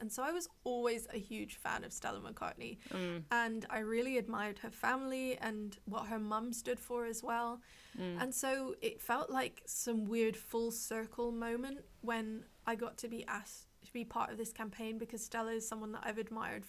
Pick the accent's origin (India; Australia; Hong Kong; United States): Hong Kong; It's funny because growing up in Hong Kong, I know that like there are a lot of luxury brands